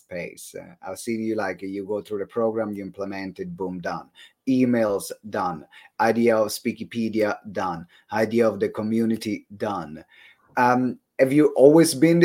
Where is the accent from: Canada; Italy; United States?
Italy; accent: Italian; That's my Italian accent